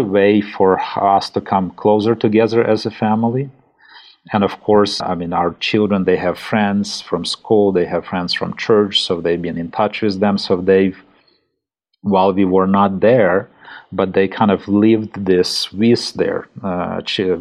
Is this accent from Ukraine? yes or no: yes; Ivano-Frankivsk, Ivano-Frankivsk Oblast, Ukraine; moved away as an adult; also born or lived in Kyiv, Ukraine; now in Switzerland; I'm originally from Western Ukraine, from a city called Ivano-Frankivsk